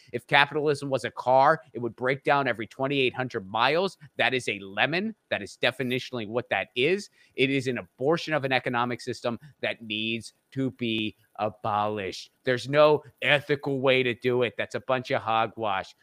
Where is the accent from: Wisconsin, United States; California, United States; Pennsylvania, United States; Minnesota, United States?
Pennsylvania, United States; Western; I'm from the Rust Belt. I grew up in Western Pennsylvania